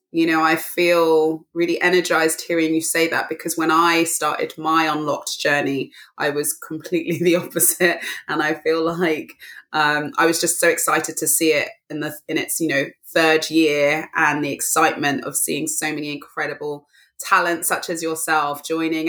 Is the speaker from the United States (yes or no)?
no; London, United Kingdom; I grew up in Northwest London, the borough of Brent, and I'm back here now